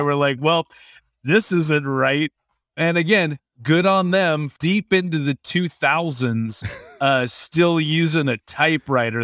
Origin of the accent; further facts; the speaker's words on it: Washington, United States; I grew up in Washington State